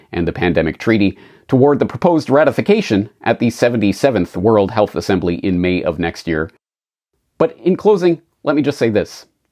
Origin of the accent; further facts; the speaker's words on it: Canada; moved away as an adult; now in Japan; I'm a Canadian who has been living and working in Japan for nineteen years now